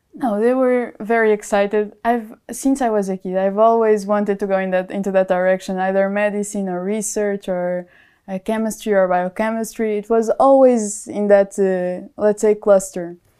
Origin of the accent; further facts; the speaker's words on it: Portugal; moved away as an adult; also born or lived in Germany; now in Munich, Germany; I'm from Portugal, and um, I'm here in Germany studying my master's degree